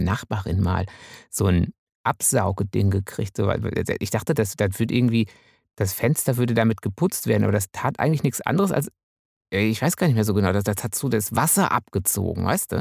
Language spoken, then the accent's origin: German; Münsterland, North Rhine-Westphalia, Germany; ich als Münsterländer